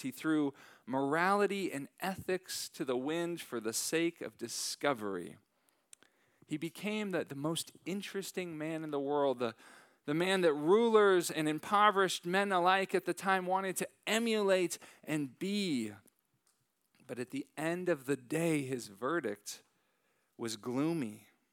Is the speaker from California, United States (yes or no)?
yes; San Francisco Bay Area, Northern California, United States; moved away; I am originally from Northern California